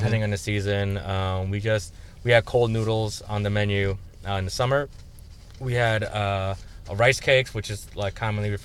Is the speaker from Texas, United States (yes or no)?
no; Chicago, Illinois, United States; Those are my schools. I grew up off of Devon.